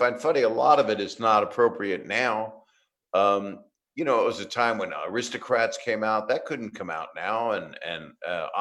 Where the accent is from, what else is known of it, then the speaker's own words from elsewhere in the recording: Virginia, United States; when I was growing up in Virginia